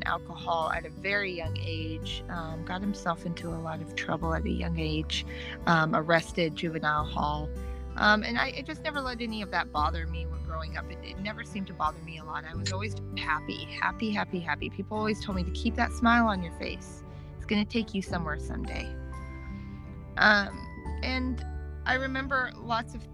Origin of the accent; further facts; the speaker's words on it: Arcata, California, United States; I was born in 1984 in Arcata, California.